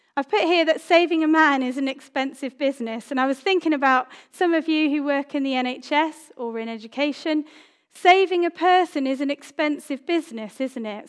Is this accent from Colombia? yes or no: no; Cyprus; moved away; I grew up in Cyprus